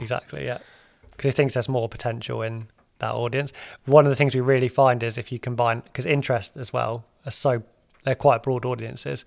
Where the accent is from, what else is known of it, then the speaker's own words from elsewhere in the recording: United Kingdom; we're British